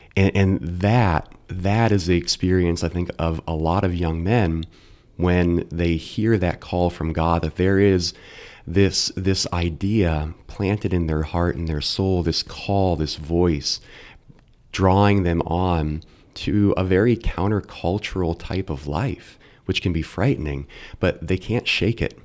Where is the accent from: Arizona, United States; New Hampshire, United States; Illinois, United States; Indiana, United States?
Indiana, United States; Carmel; also born or lived in Westfield / Lafayette / Logansport / Delphi; now in Noblesville, United States; I grew up in Carmel and went to Our Lady of Mount Carmel schools through grade school, Carmel High School